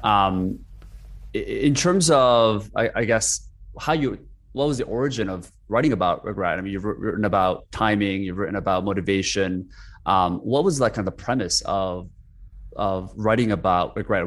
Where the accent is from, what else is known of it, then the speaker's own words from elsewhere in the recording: South Korea; moved away; I grew up in Korea for, kind of like, for seven, eight years, and even with Korean parents